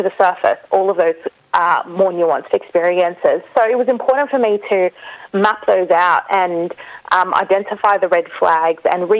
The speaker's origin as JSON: {"language": "English", "country": "Australia", "tie": "born or raised there", "said": "I was born in Australia, so I got to know my grandmother, who lived in Lebanon, very briefly"}